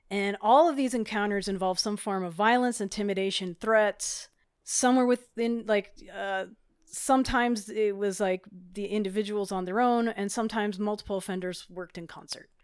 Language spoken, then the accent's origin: English; Hawaii, United States; now in Colorado, United States; I grew up in Hawaii, which had different laws at the time